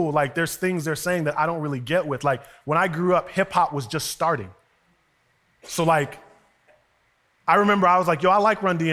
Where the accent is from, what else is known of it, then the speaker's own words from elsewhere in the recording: Westchester, New York, United States; when you grew up in Westchester